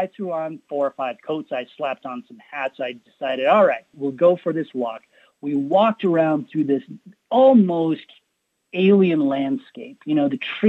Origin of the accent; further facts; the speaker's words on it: Colorado, United States; I come from Colorado, and a lot of our family grew up in what was called the San Luis Valley.